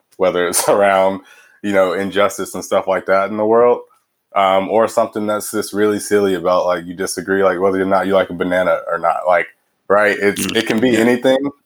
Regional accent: Houston, Texas, United States; moved away as an adult; also born or lived in Los Angeles / London / Cambridge; now in Chicago, United States; where I grew up in Houston was like north, just north of the city

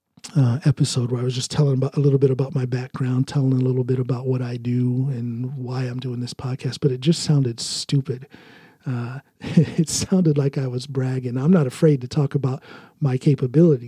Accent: United States; moved away as an adult; now in Norway; as an American in Norway.

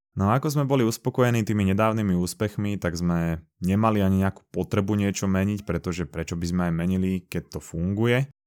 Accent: Slovakia

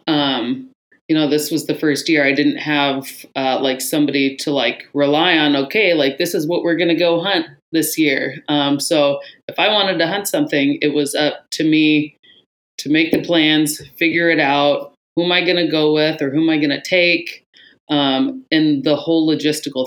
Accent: Anchorage, Alaska, United States; Born and raised in Anchorage.

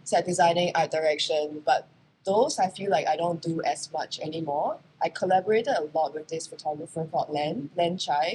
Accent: Singapore; moved away as an adult; also born or lived in New York, United States; I am a Singaporean model who happened to be very lucky and had most of my career in the US, in New York

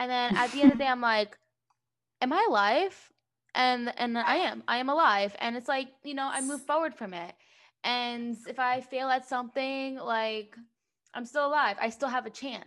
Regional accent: New Jersey, United States; moved away as an adult; I grew up in New Jersey

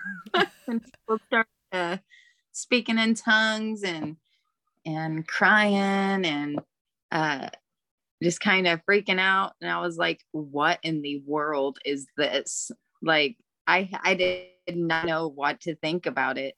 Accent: Oklahoma, United States; also born or lived in Stillwater, Oklahoma / Georgia / Kentucky; I'm originally from Oklahoma, was born in Stillwater, but, my mom moved when I was 2

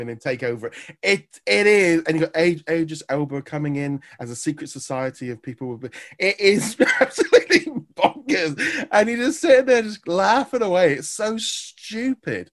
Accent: England, United Kingdom

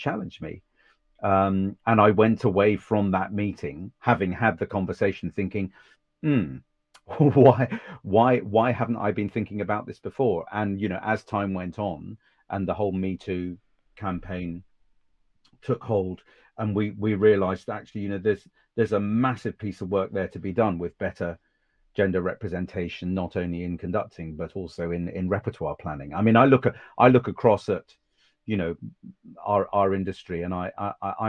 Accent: Suffolk, East of England, United Kingdom; also born or lived in Cambridge; I grew up in Suffolk with a nice middle class privileged family.

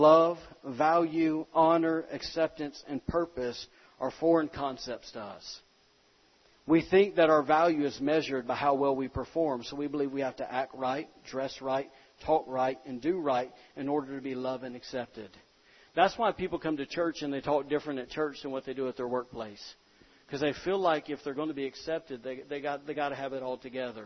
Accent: the South, United States; I'm from the South

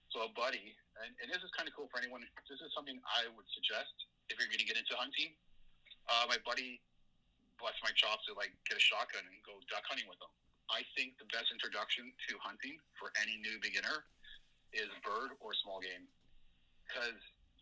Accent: Toronto, Ontario, Canada; I grew up in North York, and I for the past 20 years lived in downtown

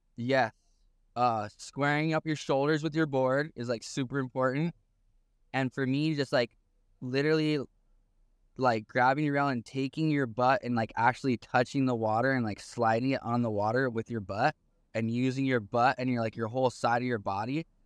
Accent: Haiku, Hawaii, United States; also born or lived in Paia, Maui; I was born in Puebla, raised in Haiku, Maui. So my home where I grew up is literally five minutes away from Piahe Jaws

